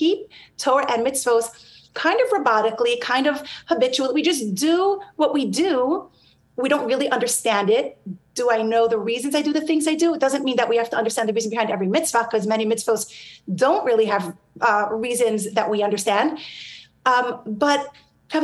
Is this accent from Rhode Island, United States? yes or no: no; New York, United States; I grew up in New York